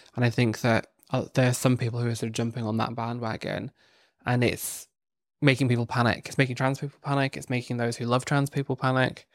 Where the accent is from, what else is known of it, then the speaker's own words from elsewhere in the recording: Northern Ireland, United Kingdom; I grew up in Northern Ireland